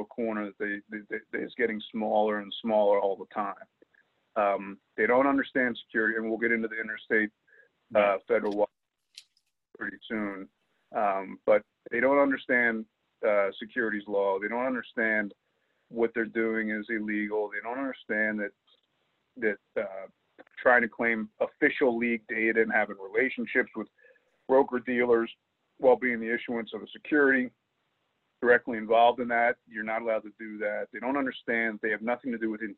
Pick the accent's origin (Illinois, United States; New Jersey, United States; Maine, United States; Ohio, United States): New Jersey, United States; Camden; I was born in Camden, which is right across the river